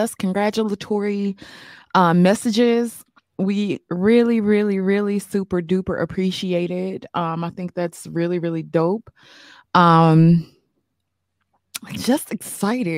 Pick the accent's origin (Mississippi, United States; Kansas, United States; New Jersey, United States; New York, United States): Mississippi, United States; I'm from Mississippi